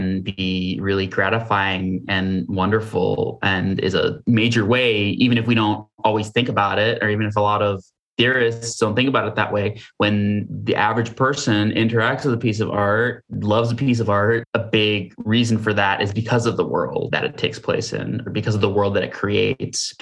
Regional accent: Hastings-on-Hudson, New York, United States; I am from Westchester, New York, a little town called Hastings-on-Hudson

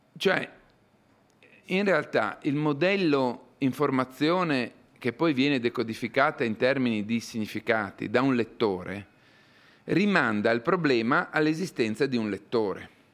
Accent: Bareto, province of Parma, Emilia-Romagna, Italy; al mio paesino natio in Italia, al Bareto, in provincia di Parma

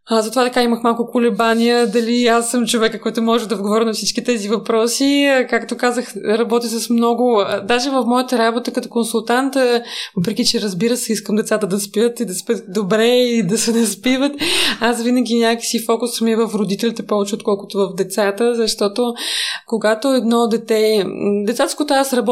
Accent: Moscow, Russia; Bulgarian is a second language; Да, аз съм рускини, да, аз съм израснала в Москва.

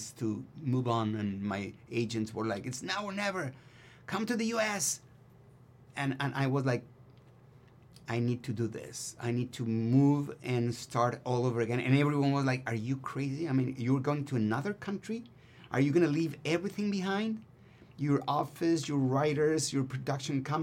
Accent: Mexico; first language Spanish; English is a second language; moved away as an adult; now in United States; Si me hubiera quedado en México

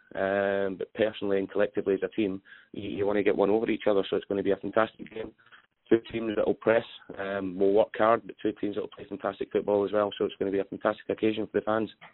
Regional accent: Scotland, United Kingdom; I'm a Scotsman

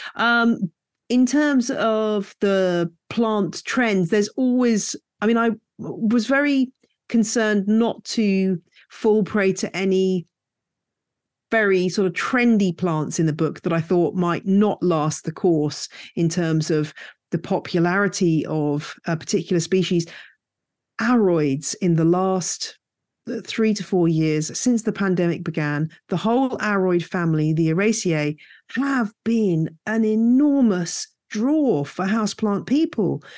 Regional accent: United Kingdom; moved away as an adult; also born or lived in West Country, United Kingdom / Louisiana, United States; now in Bedfordshire, United Kingdom; I grew up in the Chilterns

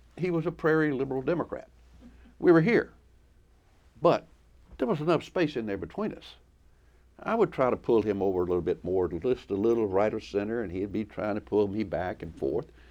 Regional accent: United States; I am an American

